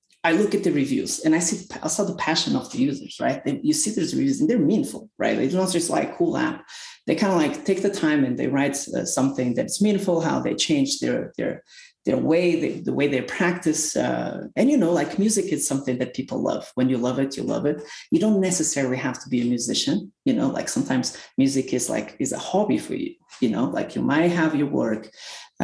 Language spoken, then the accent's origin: English; Portugal; moved away as an adult; now in Salt Lake City, United States; I live in Salt Lake City now. I'm originally from Portugal. I moved to the United States around 6 years ago.